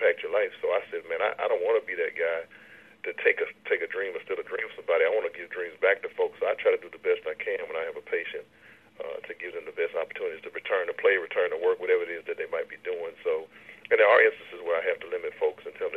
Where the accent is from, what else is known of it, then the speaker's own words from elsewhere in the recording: Baton Rouge, Louisiana, United States; when I grew up here in Baton Rouge